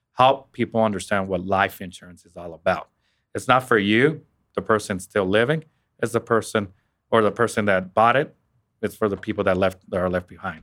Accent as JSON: {"language": "English", "region": "Western Kansas", "country": "United States", "moved": "as an adult", "lives_now": "Wichita, United States", "said": "I'm originally from Western Kansas myself"}